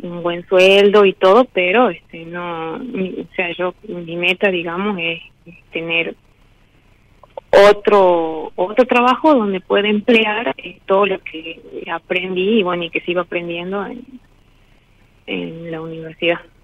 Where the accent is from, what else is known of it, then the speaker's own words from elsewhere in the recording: Salta, Argentina; De Salta, de Salta.